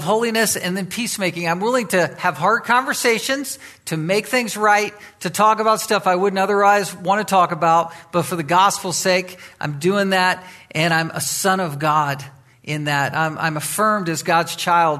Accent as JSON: {"language": "English", "town": "Virginia Beach", "region": "Virginia", "country": "United States", "tie": "born or raised there", "moved": "yes", "said": "As a teenager, I grew up in Virginia. I grew up on the East Coast and was from Virginia Beach"}